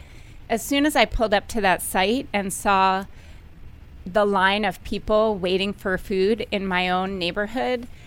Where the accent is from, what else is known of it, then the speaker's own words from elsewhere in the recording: Fairfax County, Virginia, United States; Originally from this area, Fairfax County.